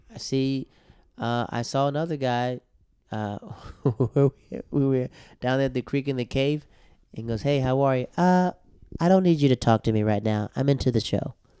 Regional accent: the South, United States; I'm from the South, right? From the South.

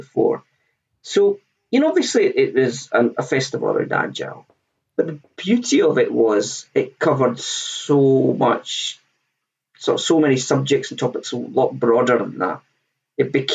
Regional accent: Scotland, United Kingdom; I'm Scottish

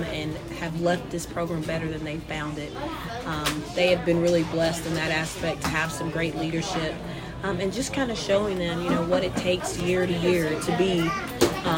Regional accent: Loveland, United States; moved away; growing up in Loveland, all we knew was basketball.

